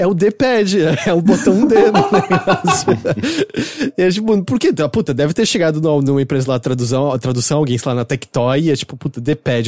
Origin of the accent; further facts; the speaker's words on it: São Paulo, Brazil; moved away as an adult; now in Japan; eu sou internacional, mas sou de São Paulo